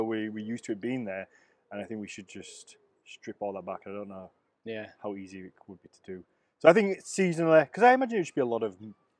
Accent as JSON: {"language": "English", "country": "United Kingdom", "said": "being British"}